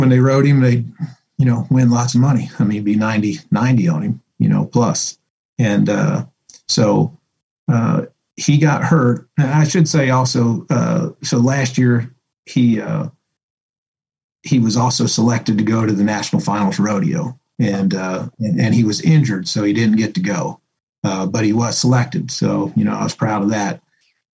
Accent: Woodstown, New Jersey, United States; moved away as an adult; I grew up and went to high school in a town called Woodstown, New Jersey.

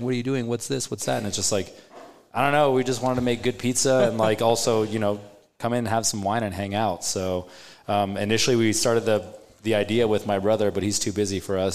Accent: Switzerland; now in Omaha, United States; I was born in Switzerland

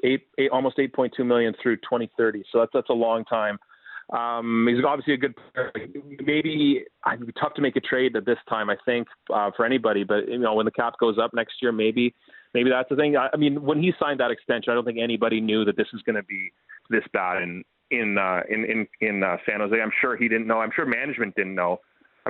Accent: Ottawa, Ontario, Canada; I grew up in Ottawa

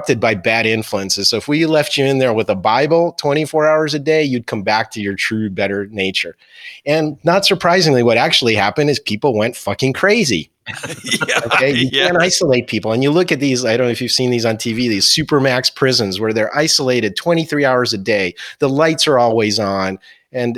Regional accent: near Philadelphia, Pennsylvania, United States; also born or lived in New Jersey; I grew up near Philadelphia. I went to high school in New Jersey

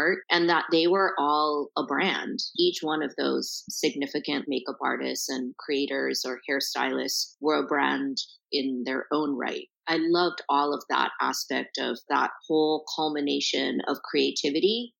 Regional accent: Honolulu, Hawaii, United States; moved away as an adult; now in Los Angeles, United States; very, very blessed to grow up in the middle of the Pacific Ocean in Honolulu, Hawaii

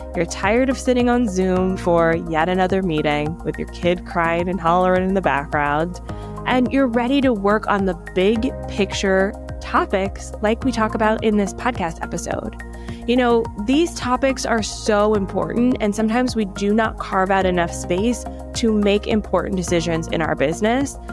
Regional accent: Miami, Florida, United States; moved away; also born or lived in Atlanta; I'm from Atlanta, but like I was born in Miami

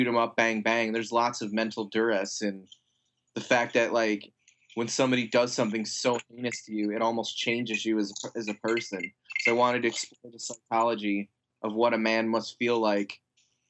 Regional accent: United States; we're American

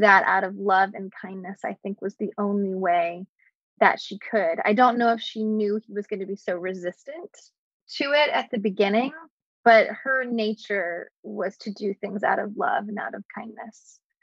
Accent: the South, United States; I grew up in the South

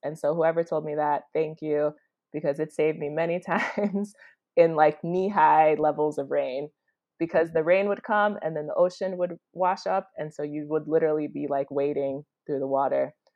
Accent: Chicago, Illinois, United States; moved away as an adult; now in Kampala, Uganda; I am originally from Chicago, Illinois

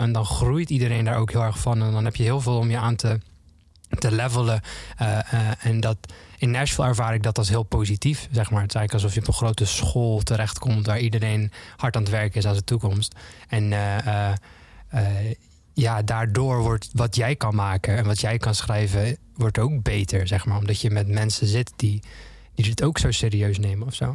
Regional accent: Zeelandic Flanders, Netherlands; ik, woon, eh, ik kom uit Zuid-Vlaanderen, dus dat was dicht bij de grens

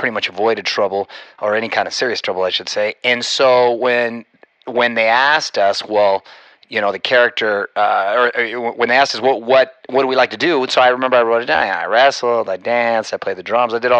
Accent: Chula Vista, California, United States; growing up in Chula Vista, not necessarily the most upscale neighborhood

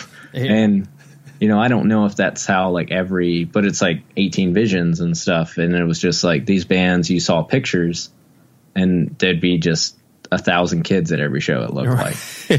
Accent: Wilmington, North Carolina, United States; It's like growing up in Wilmington, North Carolina, it was, you kind of just went to shows, like you know, so you just kind of went to anything.

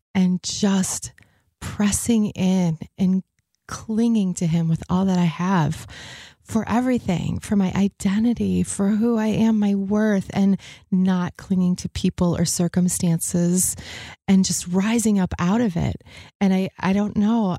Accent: the other side of Michigan, United States; now in Grand Rapids, United States; I was born on the other side of the state.

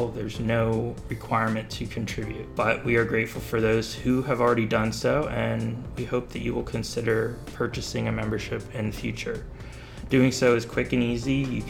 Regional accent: Bethlehem, Pennsylvania, United States; also born or lived in Fountain Hill, Pennsylvania; I also grew up on the south side, on the Bethlehem side of the Fountain Hill line

